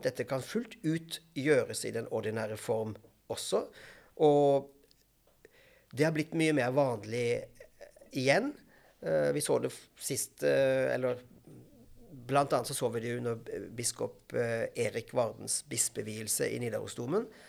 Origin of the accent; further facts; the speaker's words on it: Grimstad, Agder, Norway; also born or lived in London / Stavanger / Bergen / Porsgrunn; now in Bærum, Norway; Jeg kommer fra Grimstad i Agder